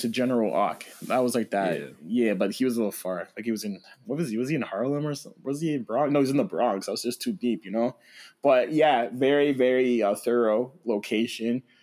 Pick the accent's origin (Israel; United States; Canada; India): Canada; Toronto, Ontario